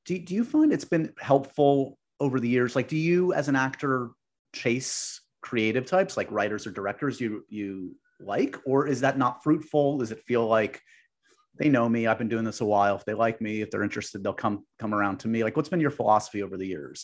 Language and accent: English; New York City, New York, United States; I grew up on the Upper West Side